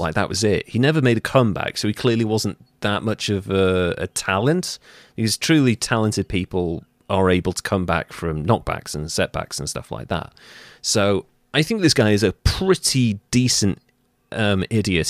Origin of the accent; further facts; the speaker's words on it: Wales, United Kingdom; I'm Welsh